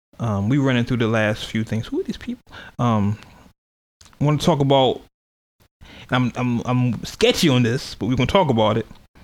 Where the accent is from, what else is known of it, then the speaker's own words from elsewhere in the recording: California, United States; I'm from California.